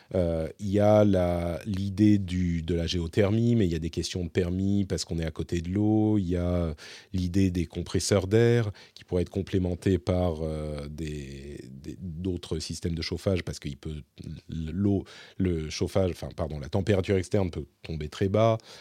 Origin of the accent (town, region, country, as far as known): Paris, Île-de-France, France; moved away as an adult; now in Finland